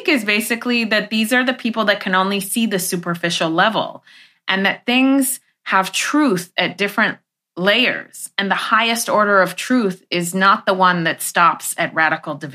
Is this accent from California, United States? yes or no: yes; Los Angeles, California, United States; also born or lived in Iran; when I was growing up